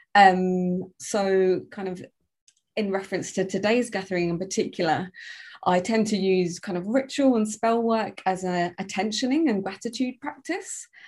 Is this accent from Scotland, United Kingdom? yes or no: no; London, United Kingdom; from London, living in London, uh, a blend of English and Jamaican